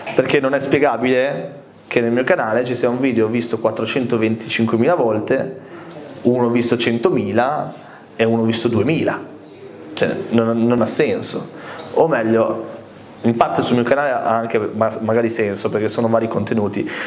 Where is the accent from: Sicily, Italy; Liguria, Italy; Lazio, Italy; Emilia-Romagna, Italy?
Liguria, Italy; Costarainera; also born or lived in Malta; quando a Malta mi chiedevano di dove eri, io dicevo, di Costa Reinera